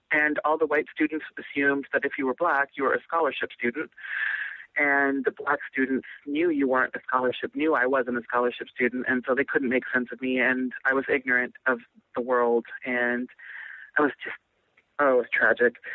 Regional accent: Nebraska, United States; I grew up all over the country. i spent a lot of time in Nebraska. I was born in Nebraska

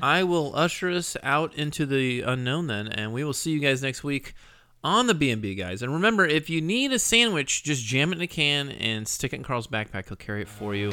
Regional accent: Scotland, United Kingdom; I am Scottish

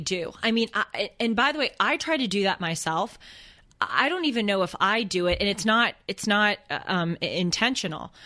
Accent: Boston, Massachusetts, United States; accent: Boston; my Boston accent

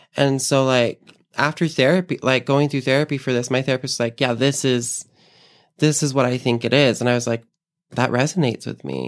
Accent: Lehi, Utah, United States; born and raised in Utah. Um, raised most of my life in Lehigh, Utah, of all places

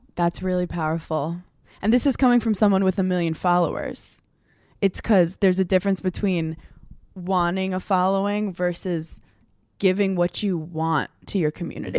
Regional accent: New York City, New York, United States; where I grew up in Brooklyn

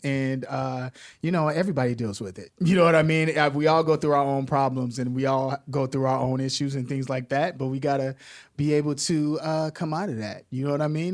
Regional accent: Chicago, Illinois, United States; I'm from Chicago

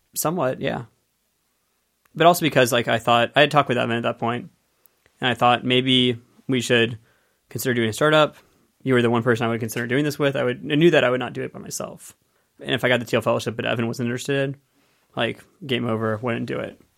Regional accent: Penngrove, California, United States; I grew up in Penn Grove, California, in Sonoma County

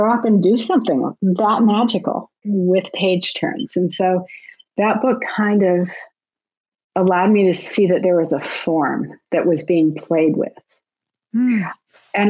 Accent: Southern California, United States; I grew up in Southern California

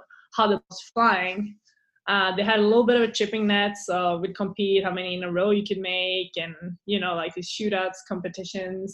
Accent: Eskilstuna, Södermanland, Sweden; English is a second language; moved away as an adult; also born or lived in Lake Nona, Florida; now in Scottsdale, United States; my town, Eskilstuna

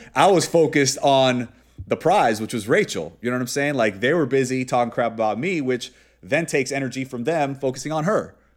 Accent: Miami, Florida, United States; I'm from Miami

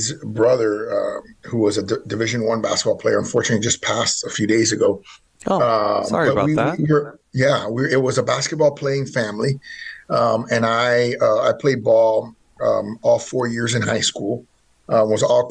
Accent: Miami, Florida, United States; I was born in Miami, Florida.

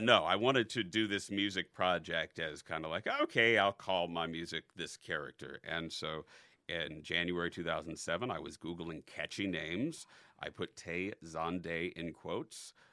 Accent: North Chicago suburbs, Illinois, United States; also born or lived in Cassopolis, Michigan; the North Chicago suburbs, mm-hmm. um, Elgin, Schaumburg, Bartlett, Evanston, kind of bounced around

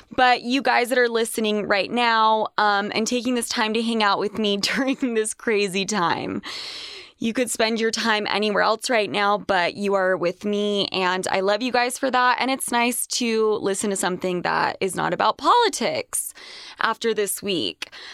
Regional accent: Utah, United States; growing up in Utah

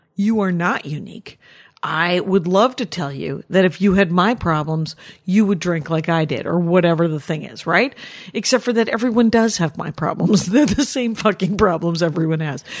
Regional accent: Wisconsin, United States; I'm from Wisconsin

